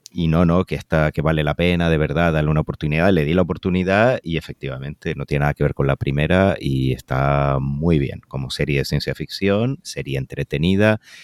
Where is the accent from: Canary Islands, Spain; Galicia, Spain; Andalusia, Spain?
Canary Islands, Spain; como canario